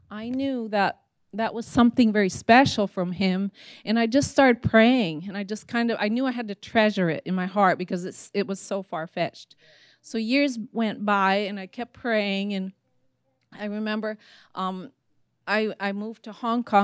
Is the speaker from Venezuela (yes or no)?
no; Italy; As, as Pastor Rusty shared, I grew up in Italy with my parents being missionaries.